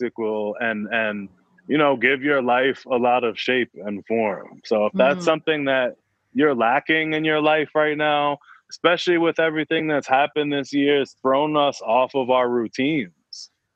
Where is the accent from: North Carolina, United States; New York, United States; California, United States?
New York, United States; I'm from New York